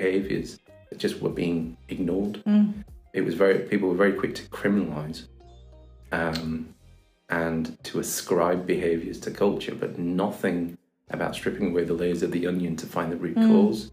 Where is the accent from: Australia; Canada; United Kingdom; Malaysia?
United Kingdom; Bradford, Yorkshire and the Humber; I'm from Bradford. I went to school here in Bradford